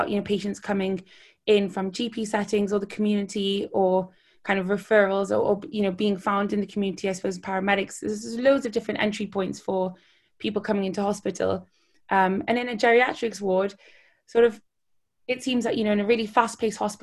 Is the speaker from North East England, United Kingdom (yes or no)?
yes; Newcastle upon Tyne, North East England, United Kingdom; moved away as an adult; also born or lived in Edinburgh / Hastings; now in London, United Kingdom; I grew up in Newcastle